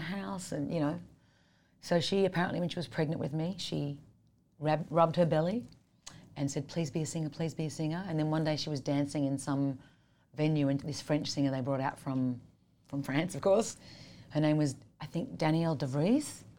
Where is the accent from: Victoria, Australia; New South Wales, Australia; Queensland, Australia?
New South Wales, Australia; Sydney; I grew up in Sydney, Australia.